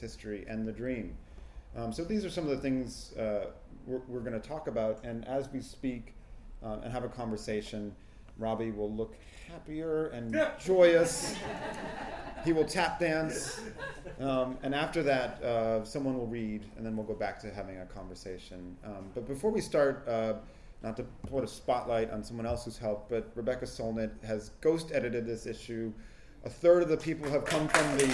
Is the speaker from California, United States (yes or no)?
yes; Sacramento, California, United States; also born or lived in Carmichael; now in New York, United States; living in New York as I have, unfortunately, for the last 30 years, I grew up in Sacramento